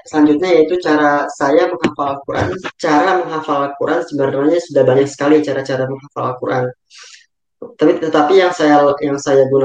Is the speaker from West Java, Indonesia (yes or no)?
yes; Bekasi, West Java, Indonesia; Kemudian asal saya dari Bekasi.